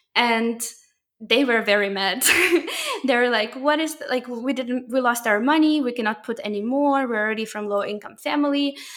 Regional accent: Ukraine; moved away; I'm originally from Ukraine

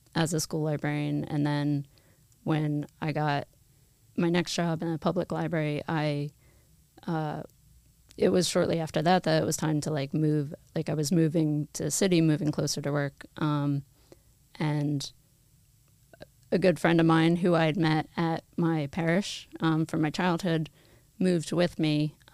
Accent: Bucks County, Pennsylvania, United States; I grew up in the area. I grew up in Bucks County. I have been Catholic my whole life. I was baptized as a baby, cradle Catholic, and, you know, practicing Catholic throughout my life.

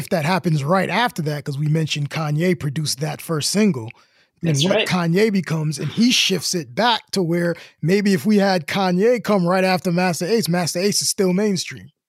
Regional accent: Chicago, Illinois, United States; I'm from Chicago. I'm from the South Side, but I'm an art student.

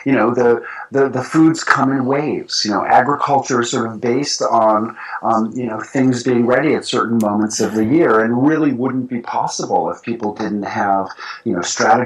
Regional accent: New York City, New York, United States; moved away as an adult; now in rural Tennessee, United States; as a kid growing up in New York City

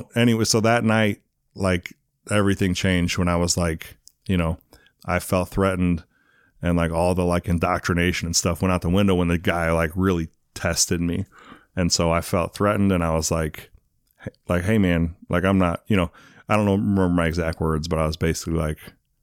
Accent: England, United Kingdom; born there; also born or lived in Arizona / St. Louis; Kind of. I was born in England. My dad was in the Air Force. I lived in Arizona, and then I moved to St. Louis for a while.

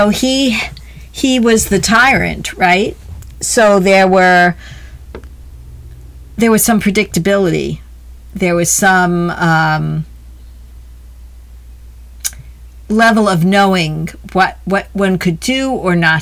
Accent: United States; as an American

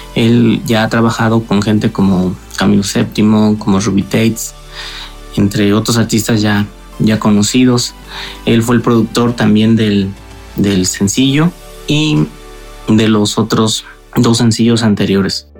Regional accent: Morelia, Michoacán, Mexico; Nosotros somos de Morelia, Michoacán

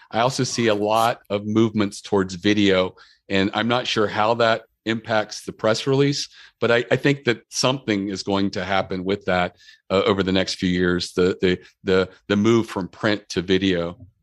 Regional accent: Maryland, United States; we're from Maryland and we're known for crabs

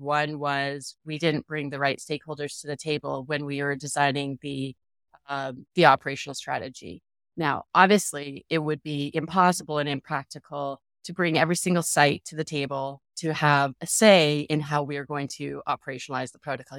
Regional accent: Canada; now in Phoenix, United States; I live in Phoenix, Arizona, um, but I'm originally from Canada

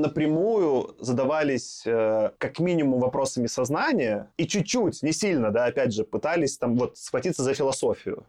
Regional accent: Belarus; now in Russia; я все-таки как белорус

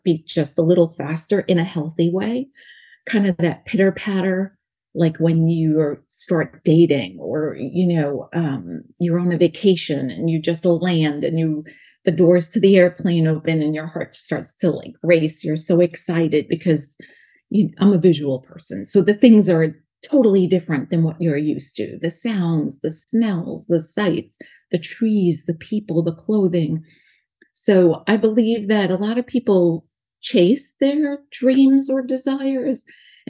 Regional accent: New York, United States; accent: New York; also born or lived in North Carolina; now in California, United States; I have a New York accent because I was born in New York, lived in North Carolina, now here in California

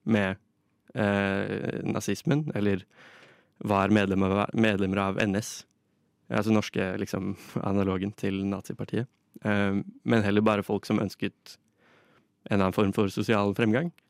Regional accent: Russia; Norwegian is a second language; Jeg kommer fra Russland, eh, og Russland har i nesten hele sin historie eh, vokst og, vokst

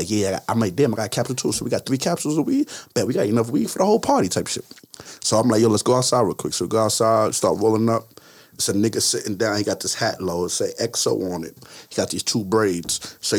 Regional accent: New York, United States; We like, yo, we from Baltimore. I'm from New York. But New York already got too much praise.

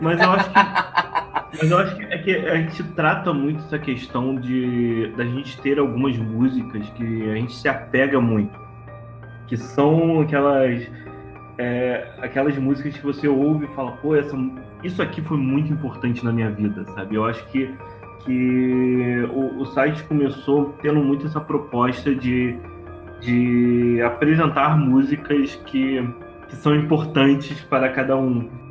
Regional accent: Rio de Janeiro, Brazil; accent: carioca; now in Petrópolis, Brazil; Eu sou carioca, por isso esse sotaque que hoje está muito evidente nessa gravação

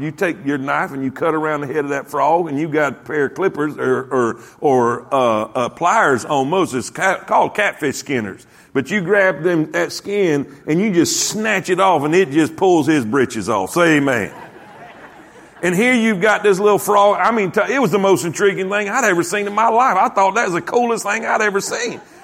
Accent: Lake Okeechobee, South Florida, United States; I grew up in South Florida. I grew up basically on Okeechobee Lake

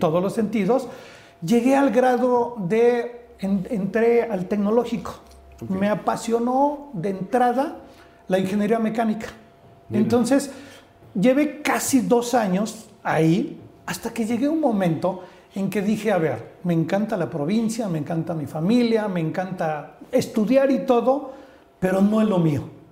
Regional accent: Orizaba, Veracruz, Mexico; born or raised there; now in Mexico City, Mexico

